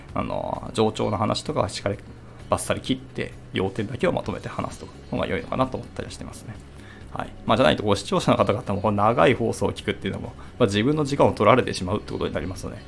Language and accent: Japanese; Hiroshima, Japan; 私の地元、あの、広島